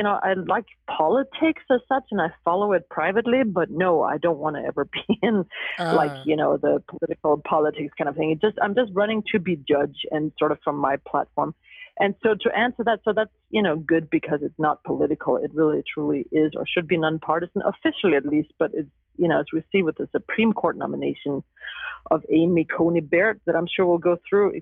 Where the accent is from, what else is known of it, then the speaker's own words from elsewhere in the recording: Denmark; moved away as an adult; also born or lived in Huntington Beach; now in Los Angeles, United States; I was born and raised in Denmark, and I was there into my young adult years.